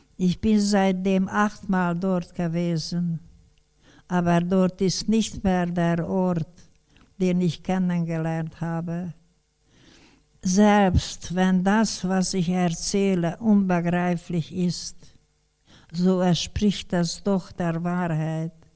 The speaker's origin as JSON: {"language": "German", "town": "Debrecen", "region": "Hajdú-Bihar", "country": "Hungary", "tie": "born or raised there", "said": "Im November 1945 kam ich zu Hause in Debrecen wieder an."}